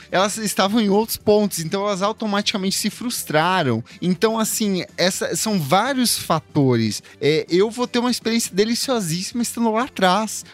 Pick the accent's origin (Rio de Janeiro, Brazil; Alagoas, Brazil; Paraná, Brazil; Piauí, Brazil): Paraná, Brazil; Ponta Grossa; now in São Paulo, Brazil; Eu, eu sou do Paraná